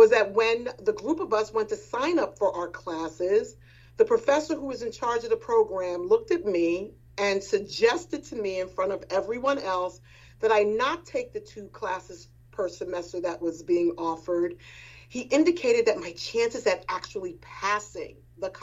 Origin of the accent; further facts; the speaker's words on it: New York City, New York, United States; I grew up in Edenwald Houses, which is located in what is now called the Wakefield section of the Bronx